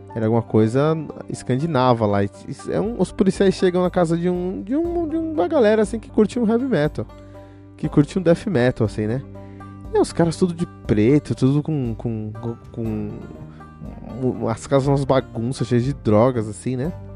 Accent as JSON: {"language": "Portuguese", "town": "Cotia", "region": "São Paulo", "country": "Brazil", "tie": "born or raised there", "said": "eu que cresci numa cidade chamada Cotia, aqui em São Paulo"}